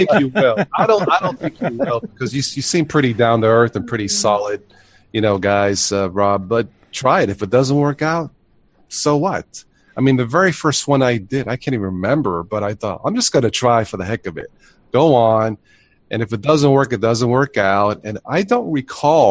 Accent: New York, United States; moved away; also born or lived in Florida; I was born in New York

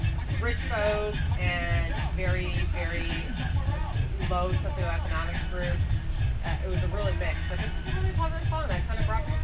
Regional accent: Windsor, Ontario, Canada; I grew up in Windsor

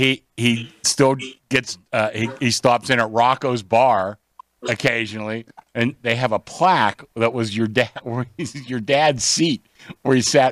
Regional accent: Forest Hills, Pennsylvania, United States; I grew up in Forest Hills.

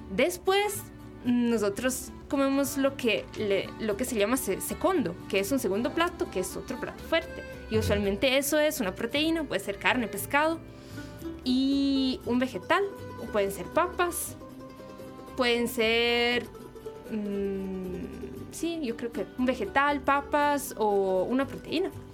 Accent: Milan, Lombardy, Italy; Spanish is a second language; moved away as an adult; now in Costa Rica; yo vengo de Milán, yo soy del norte.

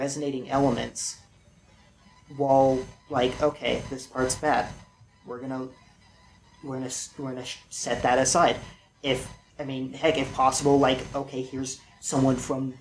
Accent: California, United States; I was born in California

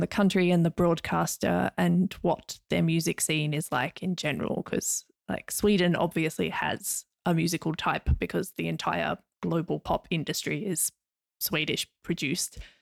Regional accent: Hobart, Tasmania, Australia; accent: Australian; now in Finland; I am from Nipaluna, um, otherwise more commonly known in English as Hobart.

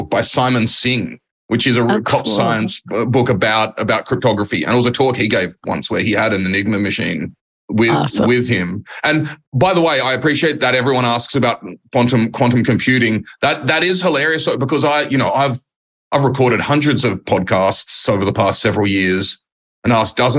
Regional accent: Australia; moved away; also born or lived in Germany; As an Australian

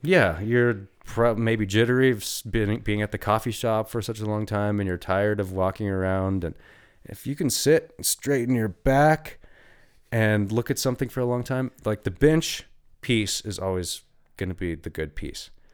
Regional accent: Steamboat Springs, Colorado, United States; I lived in Steamboat for twenty years. It's my hometown

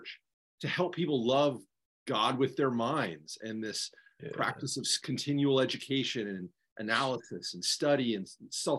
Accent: the Northwest, Pacific Northwest, United States; I grew up in the Northwest

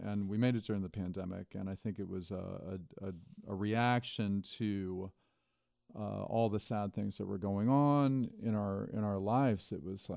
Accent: Richlands, Virginia, United States; I grew up in Southwest Virginia, a little town called Richlands, coal mining town

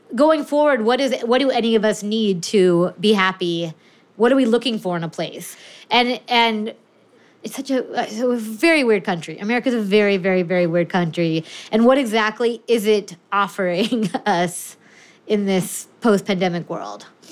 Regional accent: California, United States; I'm from California.

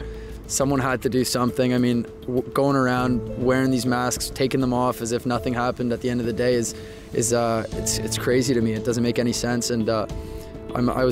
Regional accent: Toronto, Ontario, Canada; now in Waterloo, Canada; I'm from Toronto originally, grew up there, was born there.

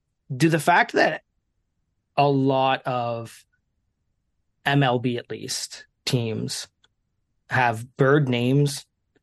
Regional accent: just outside Toronto, Ontario, Canada; I'm not from Toronto, I'm just outside of it.

